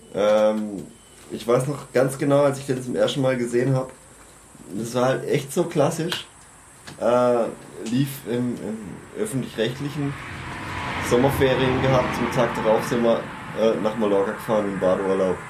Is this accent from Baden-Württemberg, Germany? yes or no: yes; Freiburg region, Baden-Württemberg, Germany; ich komme aus der Freiburger Region